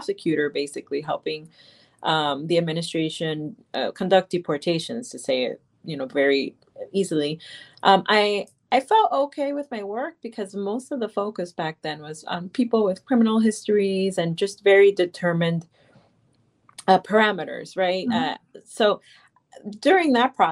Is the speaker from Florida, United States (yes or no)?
yes; Miami, Florida, United States; I grew up in Miami, Florida, and most people around me were people that came to the United States.